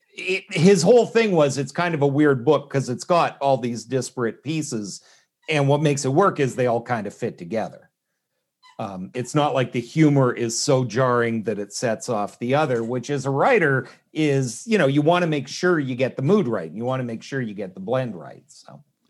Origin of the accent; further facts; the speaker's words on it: Canada; moved away as an adult; now in United States; I was born in Canada, uh, have been stateside for about thirty years